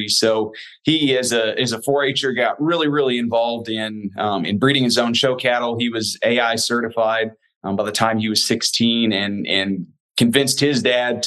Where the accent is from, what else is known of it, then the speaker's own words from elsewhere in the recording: Southwest Iowa, United States; now in Tennessee, United States; I grew up in Southwest Iowa is where home is.